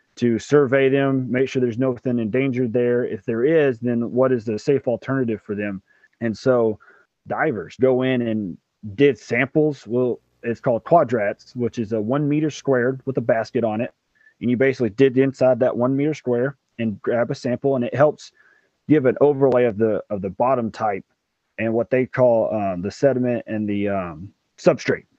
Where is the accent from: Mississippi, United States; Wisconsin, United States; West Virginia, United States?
Mississippi, United States; right outside Memphis, Tennessee; also born or lived in New Jersey; I'm originally from Mississippi, right outside Memphis, Tennessee. Um, I was born here, raised here